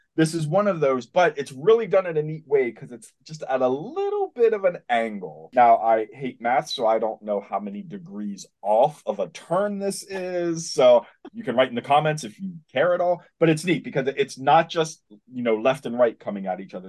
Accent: Spring Grove, Pennsylvania, United States; I grew up in Spring Grove, Pennsylvania, which is close to York or Hanover

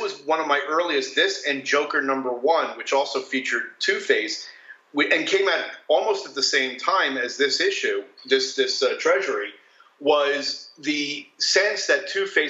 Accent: New Jersey, United States; I grew up in New Jersey

